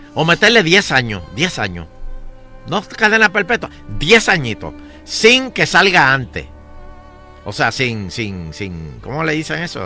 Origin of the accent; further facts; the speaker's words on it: Guaynabo, Puerto Rico; yo soy de Guaynabo